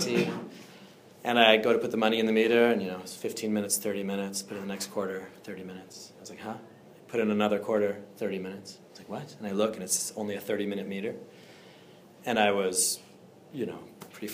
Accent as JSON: {"language": "English", "town": "Andover", "region": "Massachusetts", "country": "United States", "said": "originally I'm from Andover, so a little bit north of here"}